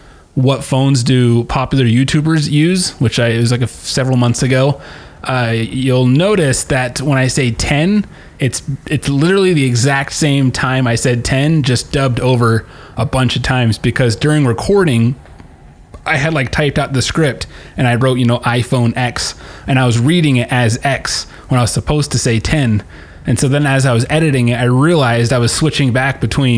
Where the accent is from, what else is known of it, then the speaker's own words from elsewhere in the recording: United States; We're Americans